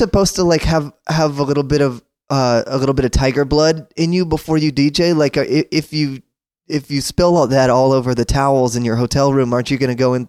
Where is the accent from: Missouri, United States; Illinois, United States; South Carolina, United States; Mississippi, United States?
Mississippi, United States; now in Brooklyn, United States; I grew up in Mississippi